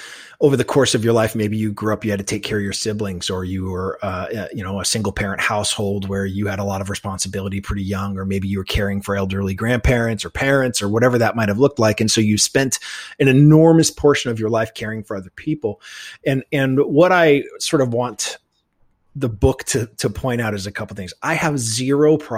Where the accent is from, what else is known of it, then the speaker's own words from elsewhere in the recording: New England, United States; growing up in New England